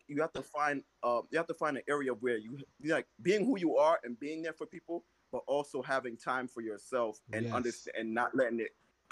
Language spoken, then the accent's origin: English; Jamaica; I'm Jamaican